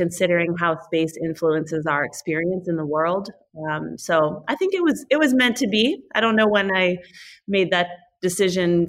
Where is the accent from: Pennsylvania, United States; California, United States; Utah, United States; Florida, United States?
California, United States; Northern; I grew up here in Northern California